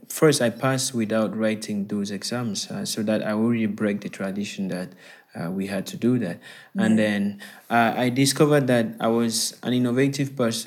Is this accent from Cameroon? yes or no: yes; Bamenda, Northwest Region, Cameroon; also born or lived in Yaoundé; So I'm currently speaking to you from Cameroon, and I'm originally from Cameroon as well. Okay. I am actually in my hometown, Bamenda, as we speak.